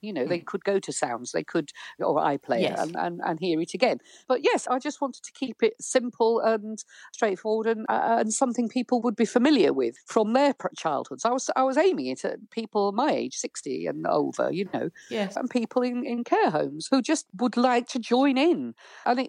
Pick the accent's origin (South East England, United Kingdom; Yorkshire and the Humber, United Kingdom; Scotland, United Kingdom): Yorkshire and the Humber, United Kingdom; Thorne; I was born in Thorn